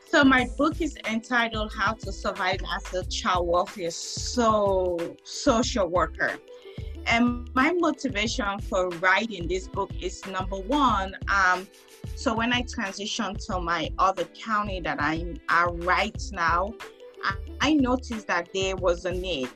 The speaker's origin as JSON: {"language": "English", "country": "Sierra Leone", "moved": "yes", "lives_now": "California, United States", "said": "I'm from West Africa, Sierra Leone"}